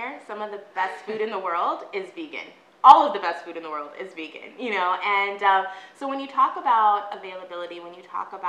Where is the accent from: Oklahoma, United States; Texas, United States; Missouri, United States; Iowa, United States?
Texas, United States; I grew up in Texas, which is like the meat capital of the world